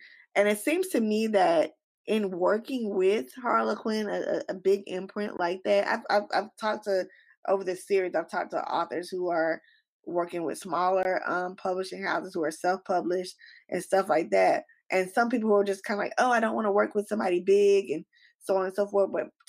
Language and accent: English; United States; for example, I'm African American.